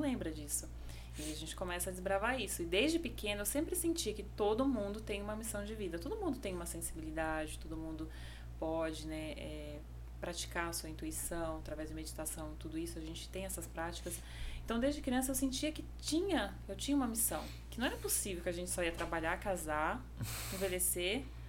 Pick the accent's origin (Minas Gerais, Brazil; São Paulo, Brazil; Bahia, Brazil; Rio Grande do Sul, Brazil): São Paulo, Brazil; Indaiatuba; moved away as an adult; also born or lived in Paraná / Jericoacoara, Ceará; now in João Pessoa, Brazil; eu cresci ali no interior de São Paulo. Por isso que eu puxo bastante o R